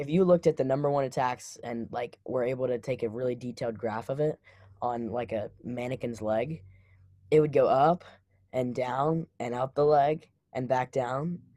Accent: Memphis, Tennessee, United States; I grew up in Memphis

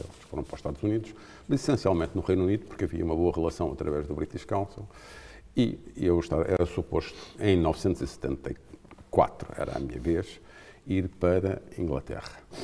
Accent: Lisbon, Portugal; moved away as an adult; also born or lived in Africa; eu acho que cresci em Lisboa

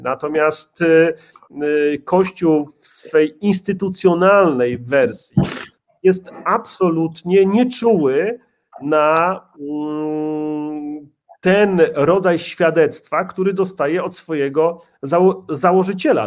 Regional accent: Łódź Voivodeship, Poland; mój proboszcz w mojej rodzinnej wiosce, nieopodal Łowicza

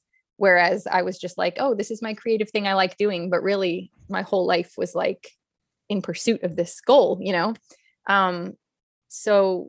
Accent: Hollywood, California, United States; And then I've also got the growing up in Hollywood

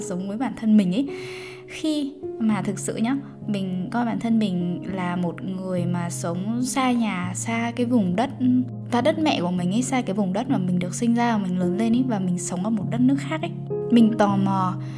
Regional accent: Vietnam; moved away; mình vẫn là người việt

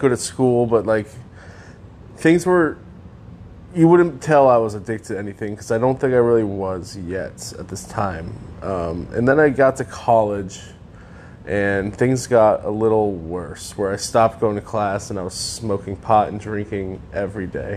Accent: Connecticut, United States; I grew up in Connecticut

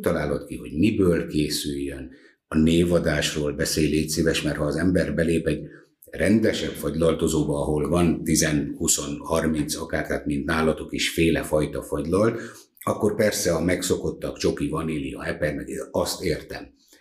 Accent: Hungary; mi magyarok vagyunk, meg büszkék vagyunk erre

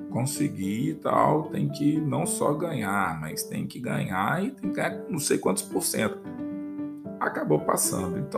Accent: Brazil

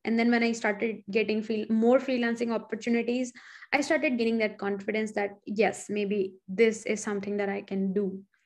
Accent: Chitrakoot / Allahabad, Uttar Pradesh, India; moved away as an adult; now in United States; I grew up partially in Chitrakoot and partially in Allahabad

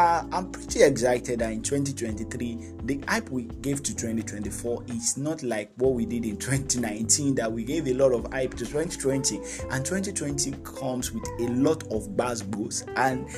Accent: Nigeria; I'm from Nigeria, and I'm a Nigerian. I'm a Yoruba guy

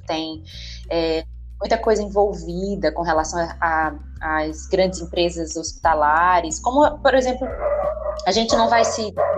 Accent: Northeast Region, Brazil; eu sou do Nordeste

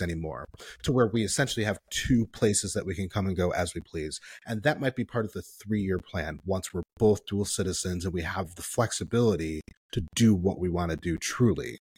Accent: Midwest, United States; me being up here as a Midwesterner

